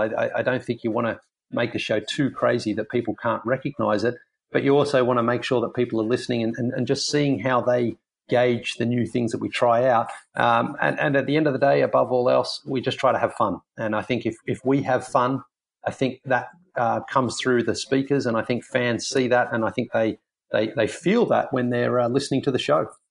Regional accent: Australia; moved away; being an Australian

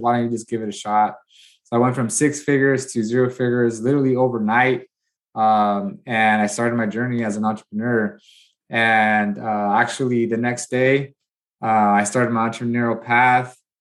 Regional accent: Watsonville, California, United States; moved away as an adult; now in Bakersfield, United States; I left my hometown, small hometown of Watsonville, California, mainly Hispanic

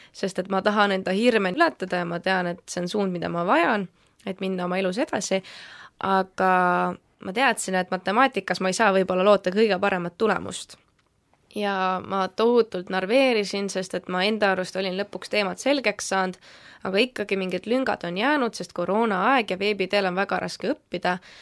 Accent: Valga, Valga County, Estonia; tulen siis täitsa Valgast, olen niisugune tavaline noor

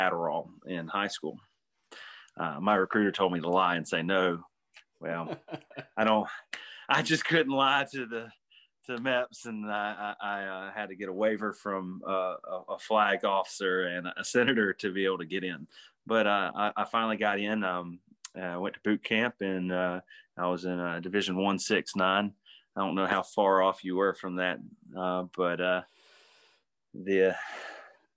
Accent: Florence, South Carolina, United States; I was born and raised in Florence, South Carolina

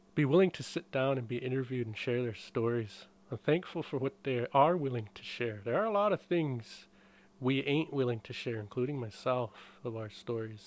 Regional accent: Blackfeet Reservation, Montana, United States; I was born in Montana, raised on a res.

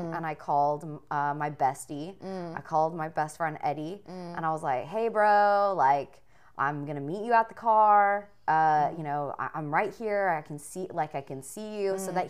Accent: Riverside, California, United States; the place I grew up in Riverside.

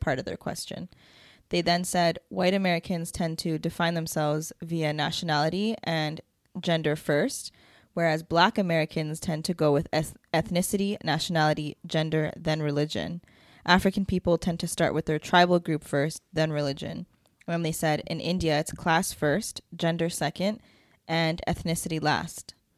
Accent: Toronto, Ontario, Canada; I was born here

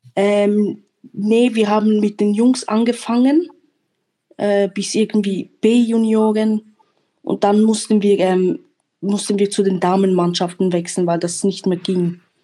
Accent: Switzerland; now in Germany; ich bin auch in der Schweiz geboren und aufgewachsen

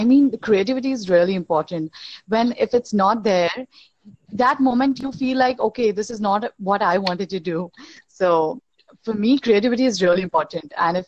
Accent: India; I'm from India

